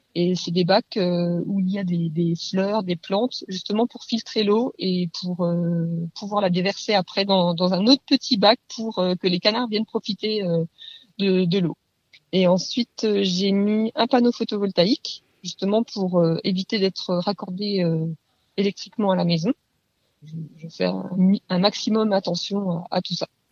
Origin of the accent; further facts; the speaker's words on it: Leval, Bourgogne-Franche-Comté, France; je viens de Leval, juste à côté de Rougemont-Château, dans le territoire de Belfort.